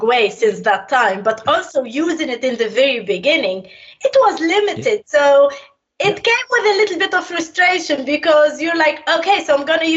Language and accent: English; Tunisia; moved away as an adult; also born or lived in England; now in Bristol, United Kingdom; I'm born and bred in Tunisia, North Africa. That's where I spent the 25 first years of my life there